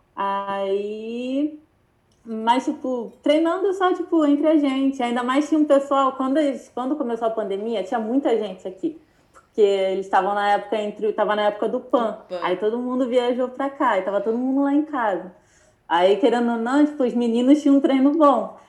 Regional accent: Brazil; also born or lived in North America; now in United States

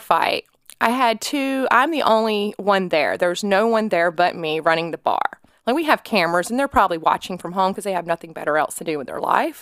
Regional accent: Atlanta, Georgia, United States; accent: country; moved away as an adult; also born or lived in Tampa, Florida / Bristol, Tennessee; now in Tennessee, United States; I am from Atlanta, Georgia, originally. I moved from there in twenty se, twenty oh seven

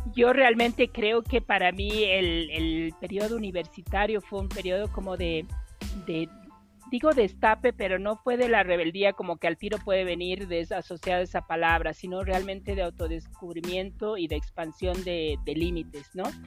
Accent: Bolivia; para mí particularmente como boliviana

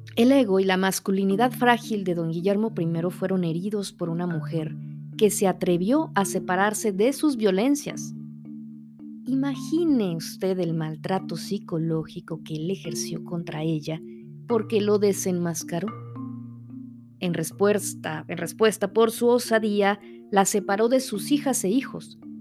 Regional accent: Saltillo, Coahuila, Mexico; Saltillo, Coahuila, de donde yo soy originaria

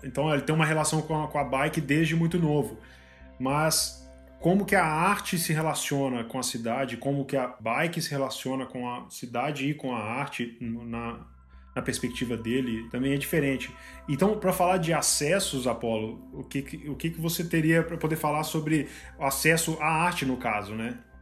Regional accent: Mariana, Minas Gerais, Brazil; Eu sou do interior de Minas, né? Eu sou de Mariana

